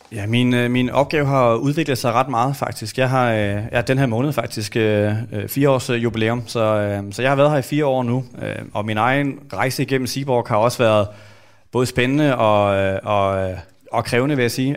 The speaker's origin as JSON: {"language": "Danish", "country": "Denmark", "tie": "born or raised there", "said": "vi er vokset op i Danmark"}